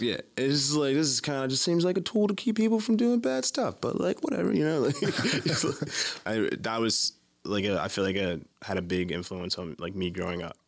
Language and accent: English; Baltimore, Maryland, United States; Baltimore, Maryland. Born and raised here.